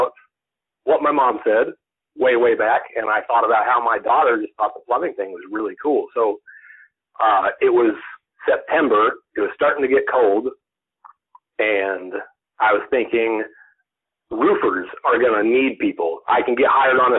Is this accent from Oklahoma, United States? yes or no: yes; Oklahoma, United States; I grew up in Oklahoma, and I lived on the farm/ranch